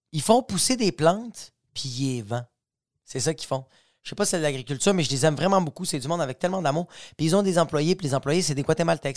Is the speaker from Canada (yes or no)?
yes; Quebec, Canada; je suis québécois